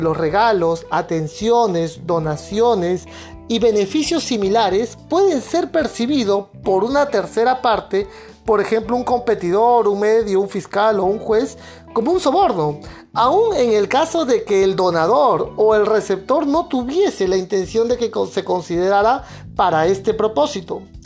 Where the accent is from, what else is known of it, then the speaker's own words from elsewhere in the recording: Peru; en mi país, aquí en Perú